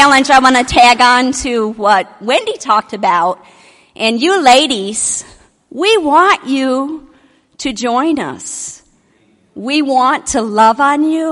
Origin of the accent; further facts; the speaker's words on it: Michigan, United States; now in Texas, United States; I'm from Michigan. All of my family is in Michigan, youngest of eight